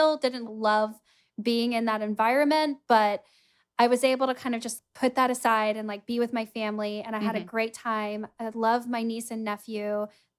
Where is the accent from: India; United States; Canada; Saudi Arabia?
United States; Texas; born or raised there; moved away